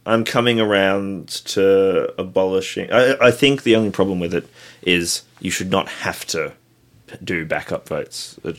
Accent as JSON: {"language": "English", "country": "Australia"}